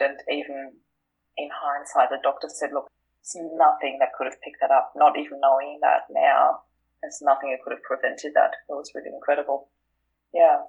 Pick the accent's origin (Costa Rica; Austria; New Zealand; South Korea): Austria; moved away as an adult; now in Australia; I am originally from Austria. I moved to Australia in 2004